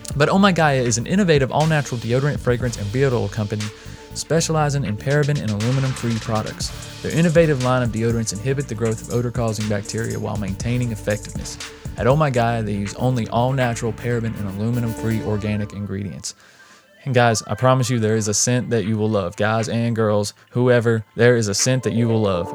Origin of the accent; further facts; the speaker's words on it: North Carolina, United States; moved away as an adult; also born or lived in Las Vegas; I'm from North Carolina. I'd moved and lived in Las Vegas for a while. If you don't know, I've moved back to North Carolina